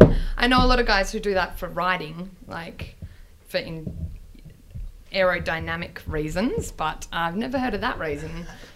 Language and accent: English; Albany, Western Australia, Australia; also born or lived in Hopetoun, Western Australia; So I grew up in rural WA in Hopetown and then moved to Albany and went to high school there. And then I studied ag science at UWA and management.